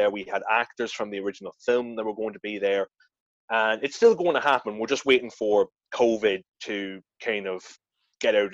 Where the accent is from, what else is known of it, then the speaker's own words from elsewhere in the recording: Ireland; now in Edinburgh, United Kingdom; Now, I obviously because me being an Irish boy living in Edinburgh, I didn't want